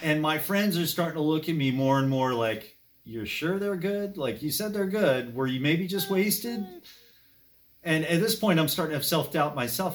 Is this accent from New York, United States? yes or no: no; Berwyn Heights, Maryland, United States; now in Gaithersburg, United States; I grew up in Berwyn Heights, and it was a good place to grow up at the time